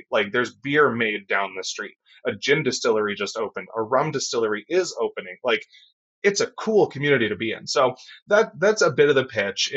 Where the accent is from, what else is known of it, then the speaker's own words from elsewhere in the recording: Canada; also born or lived in Toronto, Canada; We're both Canadian